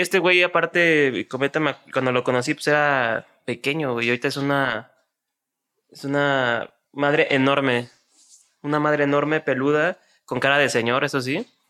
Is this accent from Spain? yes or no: no; Mexico City, Mexico; also born or lived in Xalapa, Veracruz; sí soy jarocho porque nací en Jalapa, en Veracruz, pero pues en realidad nunca vivía allá. Entonces más chilango que jarocho